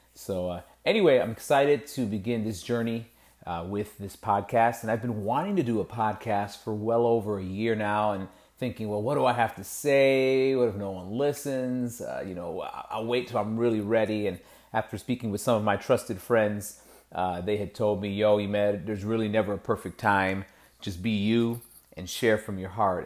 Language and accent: English; Lorain, Ohio, United States; grew up in Lorraine, went to, you know, kindergarten through twelfth grade there